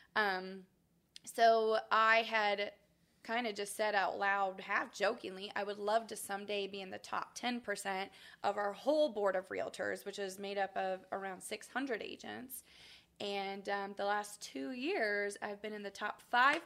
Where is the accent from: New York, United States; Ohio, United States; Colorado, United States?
Ohio, United States; Springfield; moved away as an adult; also born or lived in Kentucky; now in Champaign, United States; I grew up in Springfield, Ohio, so okay. I am not a townie. Um, I'm a Buckeye.